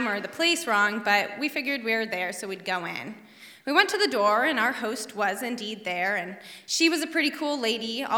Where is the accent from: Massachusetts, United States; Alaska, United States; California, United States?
Alaska, United States; Bird Creek; I was raised in Bird Creek in a cabin off the grid in the woods